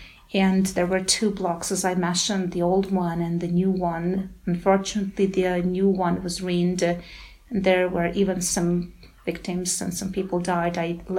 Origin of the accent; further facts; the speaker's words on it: Gyumri, Shirak, Armenia; English is a second language; Oh, it's very interesting to go back to my childhood. I was born in 1980, and my memories of my childhood are a bit vague but very peaceful.